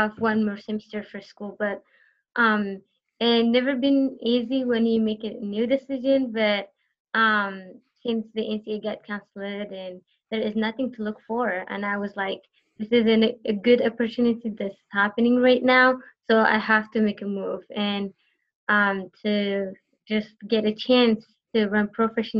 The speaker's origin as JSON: {"language": "English", "country": "Eritrea", "tie": "born or raised there", "first_language": "Tigrinya", "second_language": "English", "moved": "yes", "lives_now": "United States"}